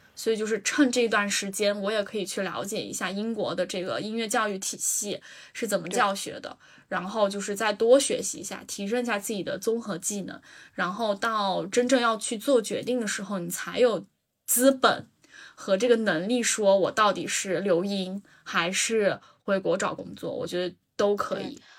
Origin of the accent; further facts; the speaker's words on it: Yunnan, China; moved away as an adult; now in United Kingdom; 我是云南的，我们那儿就是吃 吃蘑菇、吃菌子